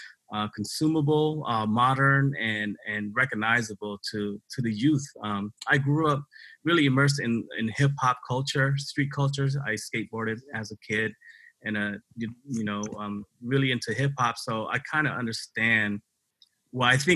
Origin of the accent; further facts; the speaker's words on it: Tacoma, Washington, United States; also born or lived in Cambodia; I grew up here in Tacoma, Washington, but I was born in Cambodia. I came to the United States in 1981 as a refugee